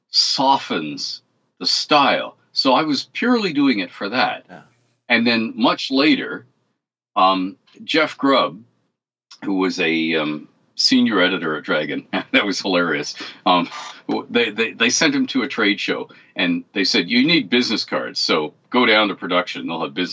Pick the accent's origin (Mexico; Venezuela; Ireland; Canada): Canada; I'm Canadian